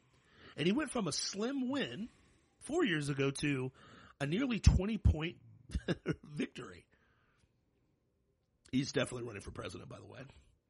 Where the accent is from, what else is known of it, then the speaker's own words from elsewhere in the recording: Troy, Ohio, United States; moved away; My people. That's my hometown. I mean, greatness comes out of Troy, Ohio sometimes.